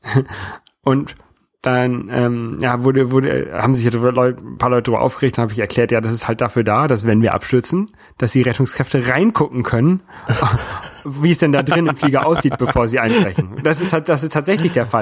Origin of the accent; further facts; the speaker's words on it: Hamburg, Germany; now in France; I'm German living in France. Irgendwann habe ich dann nur noch gesagt, ich komme aus Hamburg